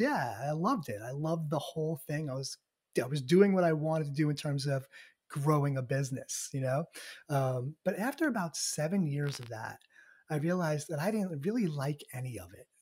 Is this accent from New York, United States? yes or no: yes; just outside of Manhattan, New York, United States; born and raised in New York, um, just outside of Manhattan, about a half an hour out of the city